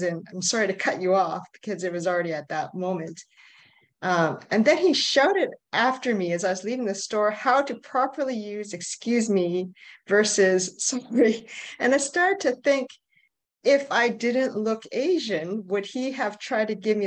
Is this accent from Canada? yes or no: yes; Canada; I'm from Canada. I grew up here.